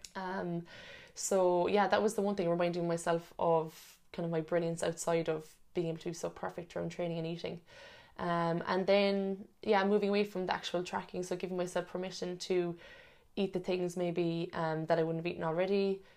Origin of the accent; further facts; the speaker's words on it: Cork, Munster, Ireland; moved away as an adult; now in Sydney, Australia; I'm originally from Cork as well